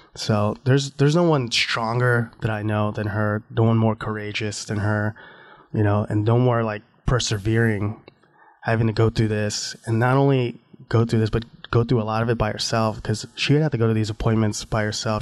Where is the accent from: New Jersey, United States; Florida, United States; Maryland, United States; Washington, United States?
Florida, United States; I grew up in Florida